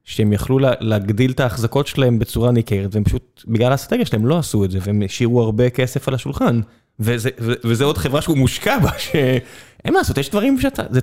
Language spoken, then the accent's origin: Hebrew; southern Israel, Israel; כדרומי, אה, ליבי איתם